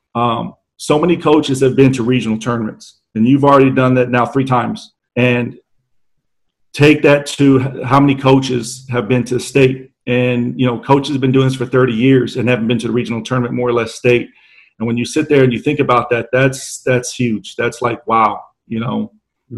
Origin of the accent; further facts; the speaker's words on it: San Antonio, Texas, United States; born and raised right here in San Antonio.